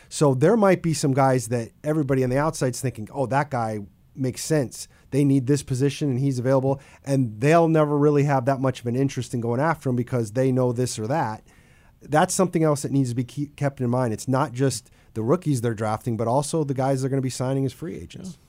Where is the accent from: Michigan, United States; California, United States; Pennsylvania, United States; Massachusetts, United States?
Michigan, United States; Detroit; moved away; I'm originally from Detroit